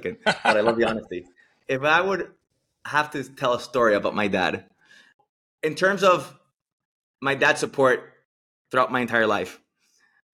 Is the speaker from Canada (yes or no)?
no; Venezuela; we're born and raised in Venezuela